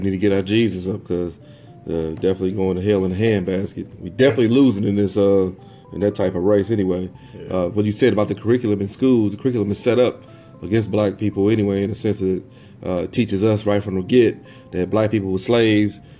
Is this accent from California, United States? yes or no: no; Lebanon, Illinois, United States; moved away; also born or lived in Dayton, Ohio; I'm from Illinois, so I'm from Lebanon, Illinois